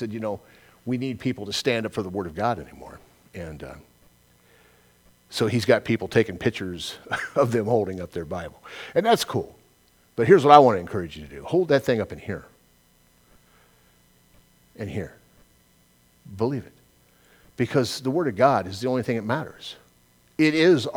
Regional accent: Southern California, United States; I'm from Southern California, it's where I was born and raised

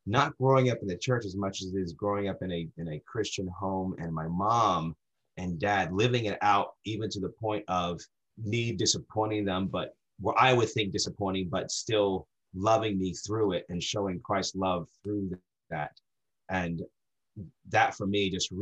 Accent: New Jersey, United States; moved away as an adult; now in Dexter, Maine, United States; Born and raised in New Jersey. I lived there 34 years, 34 years

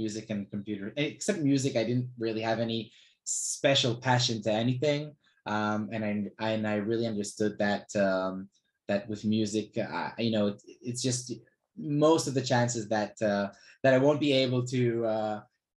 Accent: Israel; also born or lived in Australia; So I was born in Australia, and my parents took me to Israel when I was 8 years old

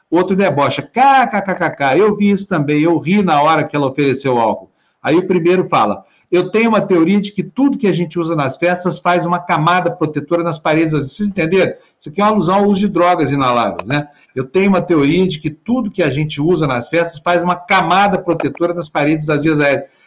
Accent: Brazil; Quem não merece somos nós brasileiros.

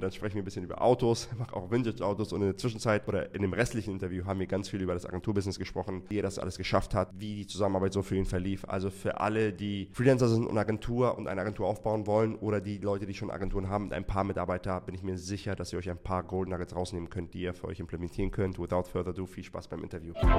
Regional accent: Hamburg, Germany; ich komme aus Hamburg.

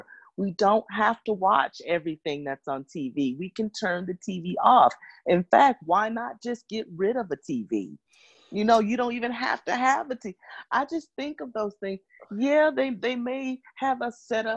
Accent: Memphis, Tennessee, United States; moved away; I'm currently right now in Memphis, which is my hometown

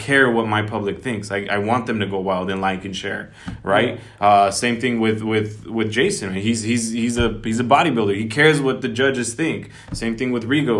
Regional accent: Oxnard, California, United States; we come from Oxnard

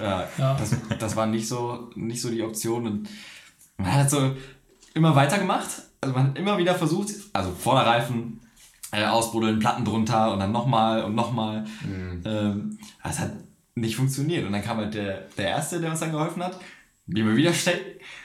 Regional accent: Düsseldorf, North Rhine-Westphalia, Germany; zwei Jungs aus Düsseldorf

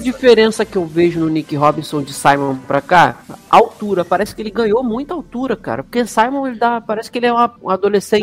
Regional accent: Rio de Janeiro, Brazil; accent: carioca

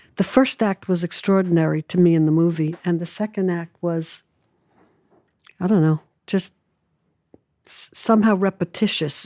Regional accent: New York City, New York, United States; also born or lived in Manhattan, New York; I moved away from home when I was 16 from Brooklyn to New York

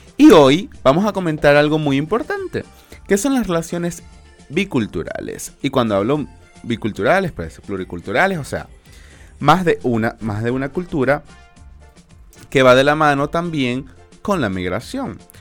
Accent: Venezuela; now in Chile; la comunidad migrante más, más grande somos la venezolana

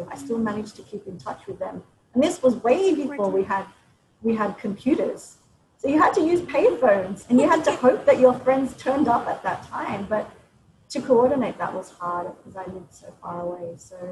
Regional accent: Sydney, New South Wales, Australia; moved away as an adult; also born or lived in Blue Mountains, New South Wales; now in Cambodia; we were both born and raised in Australia

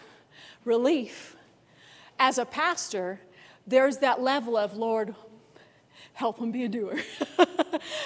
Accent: Orchard Park, New York, United States; now in Denver, United States; I grew up in Buffalo, New York. I actually grew up in that town I was talking about, Orchard Park

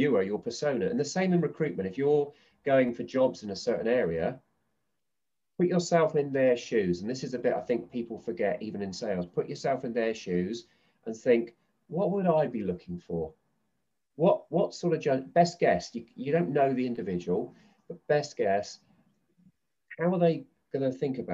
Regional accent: Southampton, South East England, United Kingdom; Southampton University, my hometown

